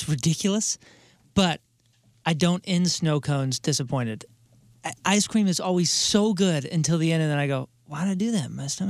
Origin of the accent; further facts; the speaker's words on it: Crestwood, Missouri, United States; I grew up in Crestwood